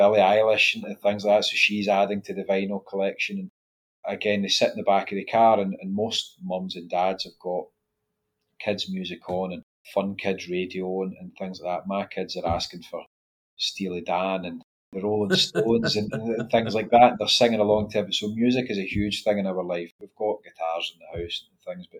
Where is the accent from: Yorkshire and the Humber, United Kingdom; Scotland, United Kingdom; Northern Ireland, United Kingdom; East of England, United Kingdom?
Scotland, United Kingdom; we're Scottish